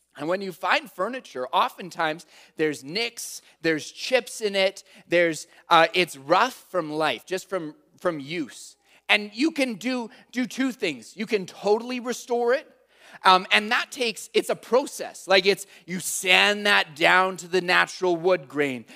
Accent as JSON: {"language": "English", "town": "Calgary", "region": "Alberta", "country": "Canada", "said": "I'm from Calgary"}